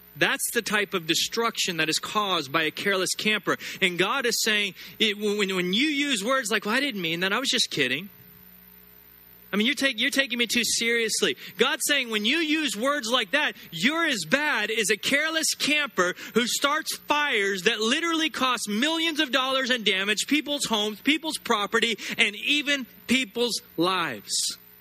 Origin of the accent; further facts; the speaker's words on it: United States; I'm an American and I'm proud to be American